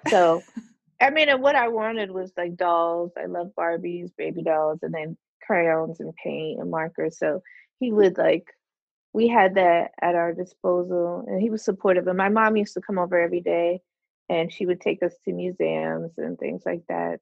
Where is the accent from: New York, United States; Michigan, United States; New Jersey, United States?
New Jersey, United States; Orange; also born or lived in Plainfield, New Jersey; I was born in Orange, New Jersey, so I haven't gone that far. Although we did live in Plainfield when I was really little